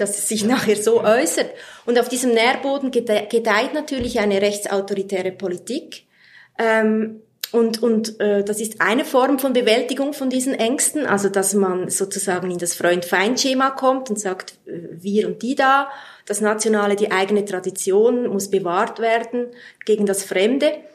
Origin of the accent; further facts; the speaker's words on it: Switzerland; wir Schweizer